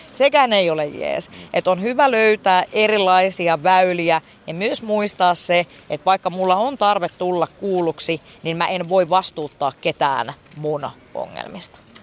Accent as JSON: {"language": "Finnish", "town": "Helsinki", "region": "Uusimaa", "country": "Finland", "tie": "born or raised there", "also_born_or_lived": "Mikkeli / Heinola", "moved": "as an adult", "lives_now": "Pirkkala, Finland", "said": "Itästadissa, mistä mä oon niin kuin kotoisin"}